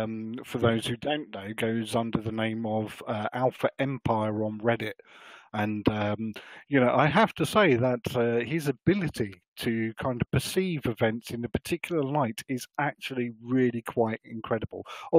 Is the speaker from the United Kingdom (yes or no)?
yes; England, United Kingdom; being English